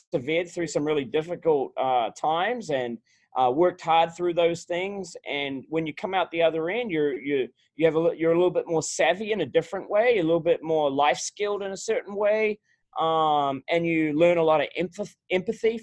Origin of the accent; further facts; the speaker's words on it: Auckland, New Zealand; moved away as an adult; also born or lived in Wellington, New Zealand / Stafford County, Virginia; now in Virginia, United States; I grew up in New Zealand. I grew up in Auckland, New Zealand